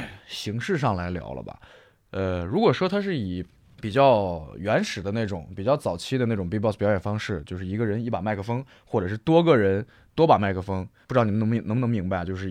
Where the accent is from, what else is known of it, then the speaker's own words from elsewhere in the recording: Shandong, China; 我是山东人。